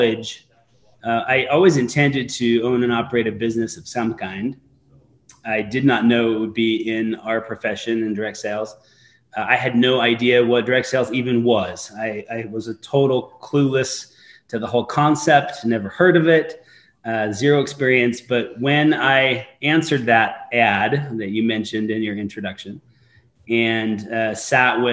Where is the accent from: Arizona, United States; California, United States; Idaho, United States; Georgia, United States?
Idaho, United States; Eastern; I grew up in Eastern Idaho